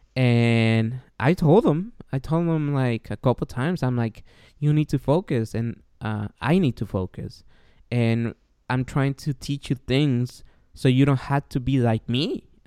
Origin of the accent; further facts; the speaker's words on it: Guatemala; now in United States; I'm from Guatemala